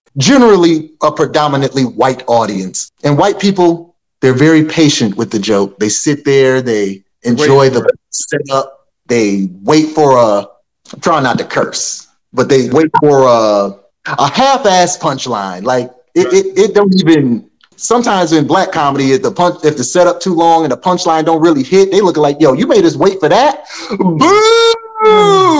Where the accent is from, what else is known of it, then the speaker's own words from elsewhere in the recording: Rochester, New York, United States; We're growing up in Rochester, we're in an area that's not saturated with a lot of comedy